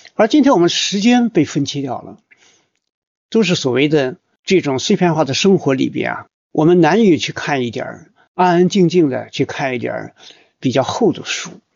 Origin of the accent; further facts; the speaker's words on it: China; 我们作为中国人